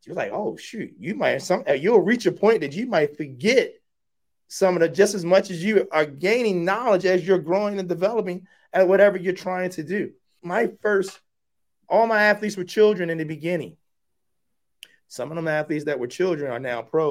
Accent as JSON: {"language": "English", "town": "Baltimore", "region": "Maryland", "country": "United States", "tie": "born or raised there", "also_born_or_lived": "Mississippi", "moved": "yes", "said": "I'm a kid from West Baltimore"}